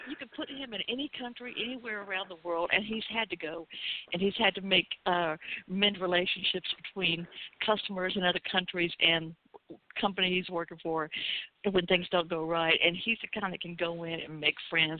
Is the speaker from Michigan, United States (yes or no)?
no; Atlanta, Georgia, United States; my hometown of Atlanta